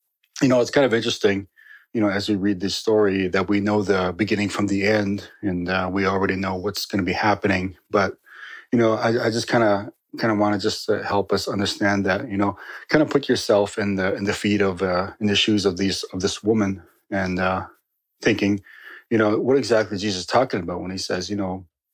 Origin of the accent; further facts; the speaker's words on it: Northern Ontario, Canada; I grew up in Northern Ontario